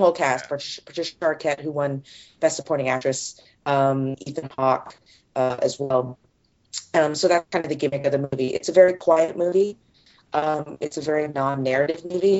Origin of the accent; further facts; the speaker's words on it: California, United States; I grew up in California